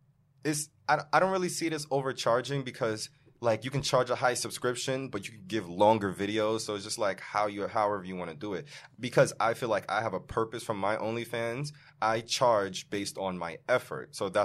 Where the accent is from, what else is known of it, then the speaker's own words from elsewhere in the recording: Jamaica; I'm Jamaican